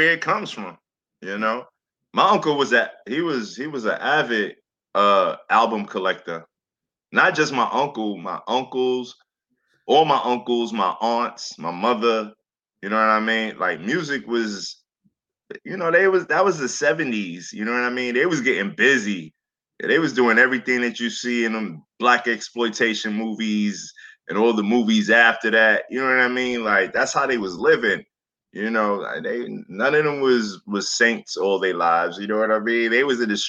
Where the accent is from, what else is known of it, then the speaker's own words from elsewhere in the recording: New York City, New York, United States; also born or lived in Staten Island; I came from Flatbush, Brooklyn. So, you know, we always had the Labor Day parade. We always had block parties. You know what I'm saying? And that was my youngest years.